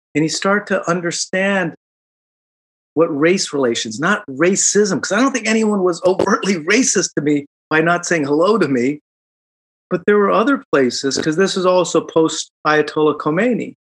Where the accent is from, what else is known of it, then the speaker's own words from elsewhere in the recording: Chicago, Illinois, United States; moved away as an adult; now in Silicon Valley, United States; I grew up in Chicago